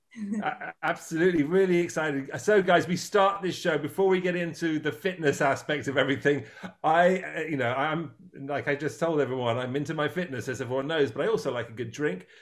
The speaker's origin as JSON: {"language": "English", "area": "Dorset", "region": "South West England", "country": "United Kingdom", "tie": "born or raised there", "also_born_or_lived": "New York / Los Angeles", "moved": "yes", "said": "ever since I was a small boy, growing up on the River Stour in England, in Dorset."}